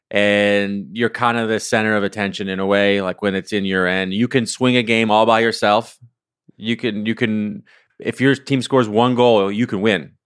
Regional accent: Ottawa, Ontario, Canada; moved away; I grew up in Ottawa, which is the capital of Canada.

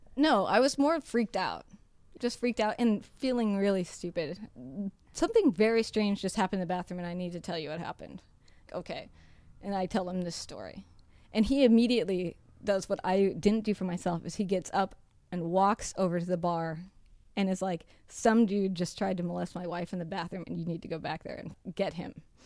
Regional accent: United States; moved away; I'm from the United States

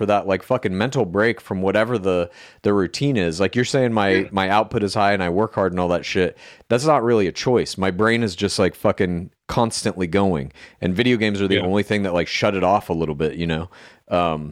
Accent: outside Dallas, Texas, United States; moved away; I'm from Texas originally

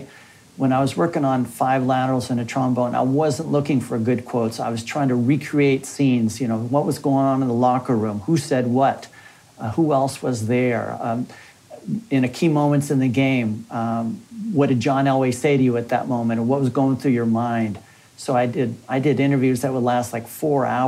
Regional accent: Palo Alto, California, United States; now in Louisiana, United States; I grew up in Palo Alto going to Stanford football games.

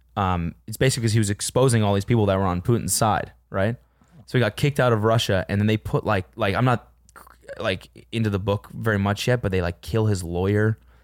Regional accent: Calgary, Alberta, Canada; I'm a really, like, bad Calgarian

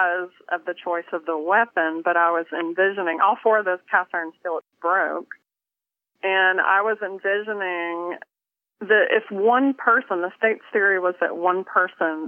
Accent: Tennessee, United States; also born or lived in Kentucky; I'm a Southern girl. I was born in Kentucky, raised in Tennessee, and grew up, you know, cooking with cast iron skillets

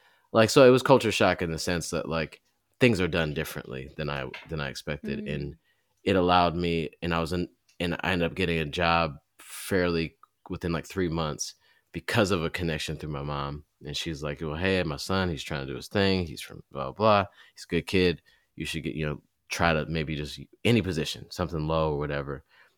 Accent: Southfield, Michigan, United States; I grew up in in Southfield, Michigan at the time was fairly, it was a lot of black folks, but it was mixed as well.

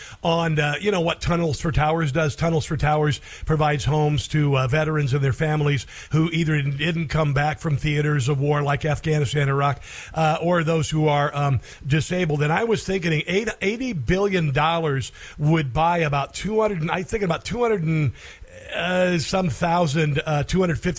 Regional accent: Iowa, United States; I'm from Iowa, and I know my niece, her daughter goes to Logan Magnolia, little school in southwest Iowa

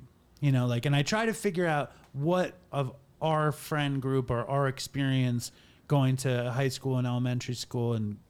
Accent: Long Island, New York, United States; accent: Long Island; My Long Island accent is coming out.

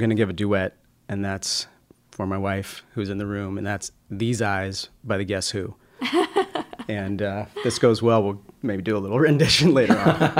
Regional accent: El Dorado, California, United States; also born or lived in Los Angeles, California; I was born in Los Angeles. When we were young, my parents moved to Northern California. That's where California keeps its rednecks. We are in a small

